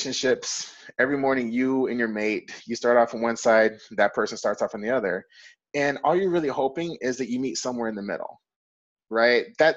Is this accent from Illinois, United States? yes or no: no; Fort Worth, Texas, United States; I grew up in Fort Worth, Texas